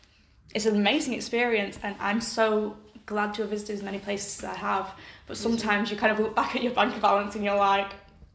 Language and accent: English; Accrington, North West England, United Kingdom; moved away as an adult; also born or lived in Durham; now in Modena, Italy; So it's either I say I'm from Accrington and then they're like, where? Or I say, oh, I'm from Accrington.